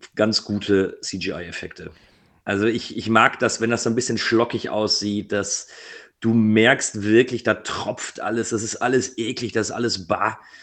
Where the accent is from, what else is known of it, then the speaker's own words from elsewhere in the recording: Ruhr area, North Rhine-Westphalia, Germany; Ich komme aus dem Ruhrgebiet